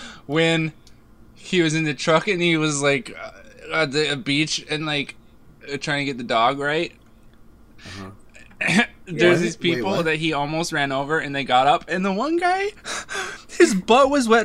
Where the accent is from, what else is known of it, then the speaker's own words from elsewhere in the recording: Ireland; I'm Irish, so